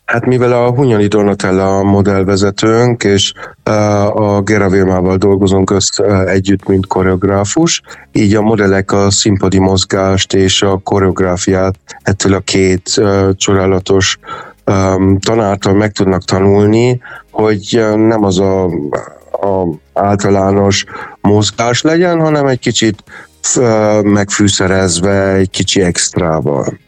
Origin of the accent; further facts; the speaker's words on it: Hungary; moved away; also born or lived in Germany; mindig vissza akartam jönni Magyarországon, meg mégis itt születtem, és ez az otthonom, és azért jöttem haza